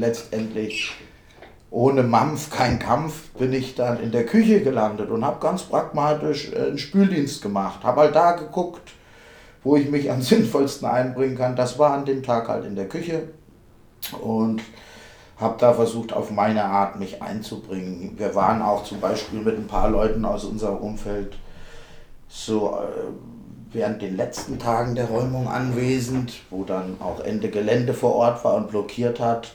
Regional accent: Homberg, Hesse, Germany; Ich bin aus Homberg

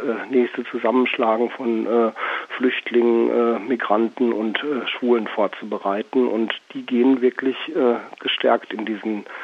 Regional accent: Düsseldorf, North Rhine-Westphalia, Germany; Im Übrigen bin ich immer dankbar, ich komme aus Düsseldorf.

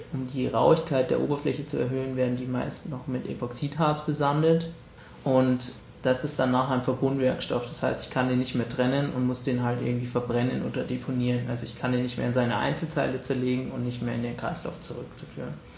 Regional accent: Munich, Bavaria, Germany; bei uns in München

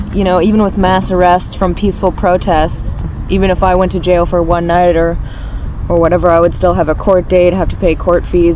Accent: Richmond, Virginia, United States; I'm 24. I'm from Richmond, Virginia.

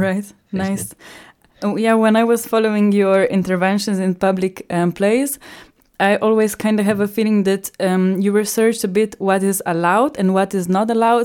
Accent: Ljubljana, Slovenia; English is a second language; now in Graz, Austria; I come from Slovenia, from Ljubljana

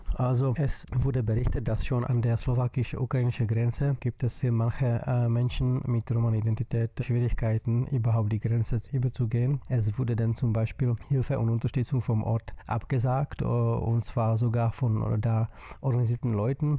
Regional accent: Czechia; Ich komme aus der Tschechischen Republik

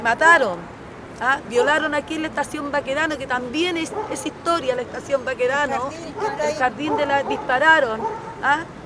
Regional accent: Chile; como ciudadana chilena

